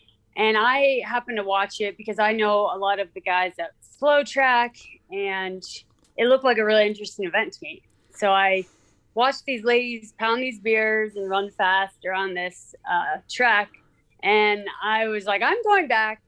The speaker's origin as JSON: {"language": "English", "town": "Columbus", "region": "Ohio", "country": "United States", "moved": "yes", "lives_now": "Bend, United States", "said": "I'm from Columbus, Ohio, and my parents did a lot of the local road races"}